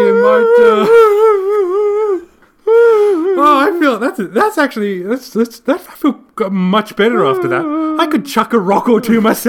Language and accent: English; Australia; Yeah, we're Australian.